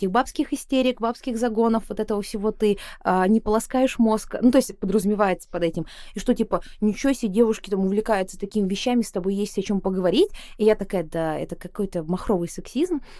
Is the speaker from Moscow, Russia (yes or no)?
no; Buryatia, Russia; те, кто меня не видел, я бурятка, я очевидно такой яркой азиатской вне, наружности, хотя в Бурятии считается, что я похожа на русскую